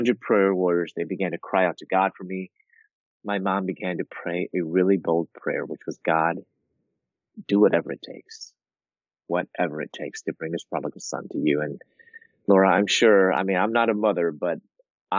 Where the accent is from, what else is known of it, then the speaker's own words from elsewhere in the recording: Chicago, Illinois, United States; moved away as an adult; also born or lived in Louisville, Kentucky; I'm from Chicago and I moved to Louisville, Kentucky